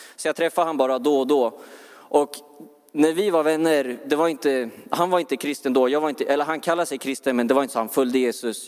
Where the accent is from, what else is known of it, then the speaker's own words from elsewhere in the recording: Örebro, Örebro County, Sweden; jag, jag är från Örebro.